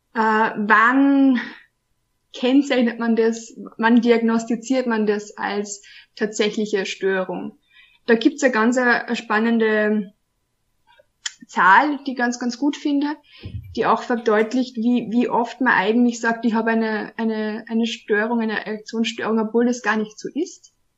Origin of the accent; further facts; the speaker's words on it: Austria; ich komme aus Österreich, wohne in Wien